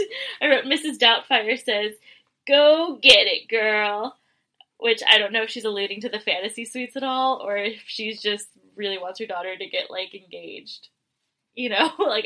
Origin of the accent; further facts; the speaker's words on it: San Luis Obispo, California, United States; growing up in San Luis Obispo area.